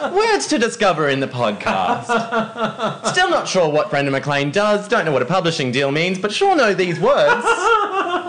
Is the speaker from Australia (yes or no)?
yes; Sydney, New South Wales, Australia; moved away as an adult; also born or lived in Arncliffe, Sydney / West Hollywood; I grew up in Cronulla in Sydney.